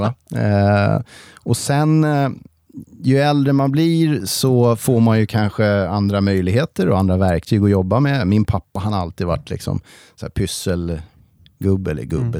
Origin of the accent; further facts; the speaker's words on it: Stockholm, Stockholm County, Sweden; moved away as an adult; now in Järvsö, Sweden; jag är född och uppvuxen i Stockholm